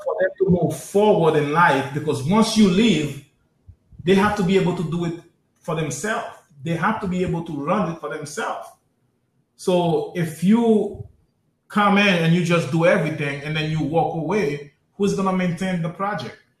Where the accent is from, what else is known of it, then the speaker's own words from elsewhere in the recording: United States; Us as African American